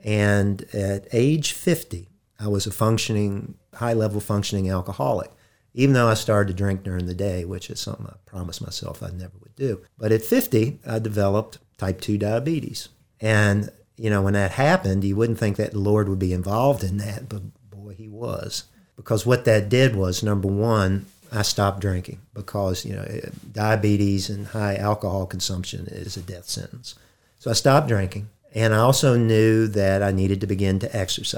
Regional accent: Harrisonburg, Virginia, United States; born there; I was born in Harrisonburg

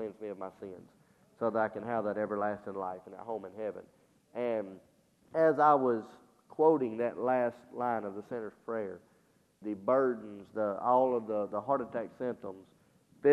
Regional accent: Hamilton, United States; moved away; when we go back to Hamilton, to my hometown

